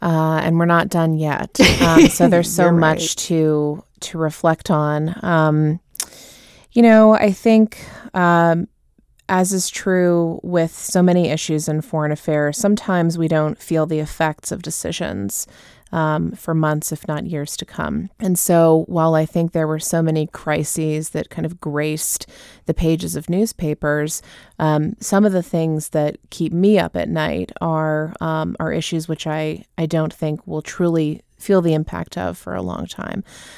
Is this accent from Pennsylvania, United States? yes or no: no; Southern California, United States; moved away as an adult; now in Washington, D.C., United States; growing up in Southern California, I started taking Spanish in public schools in seventh grade.